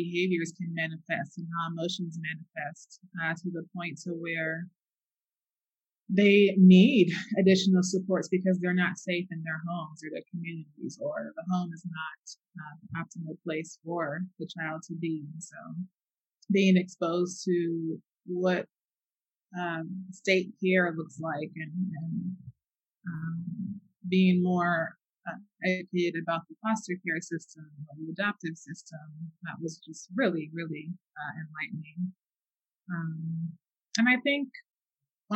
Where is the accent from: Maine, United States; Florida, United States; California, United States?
California, United States; Bay Area; moved away; I'm from the Bay Area.